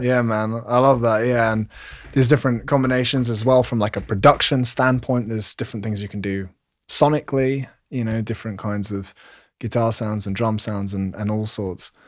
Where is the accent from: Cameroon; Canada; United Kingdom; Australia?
United Kingdom; London; London, England, where I'm from